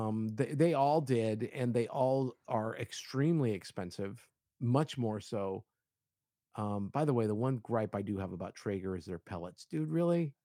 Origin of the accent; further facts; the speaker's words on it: Miami, Florida, United States; I grew up in Miami